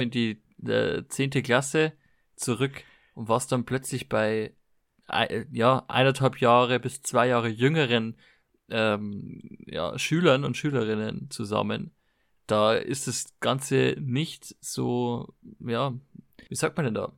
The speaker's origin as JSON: {"language": "German", "country": "Germany", "said": "ich komme aus Deutschland"}